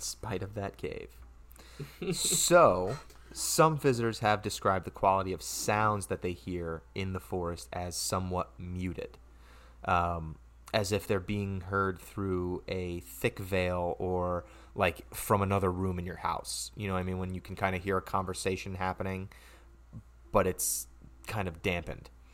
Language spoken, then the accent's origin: English; Stamford, Connecticut, United States; moved away as an adult; now in Ridgefield, United States; I'm from Stanford, which is a, a city, you know, if you will, uh, in Connecticut.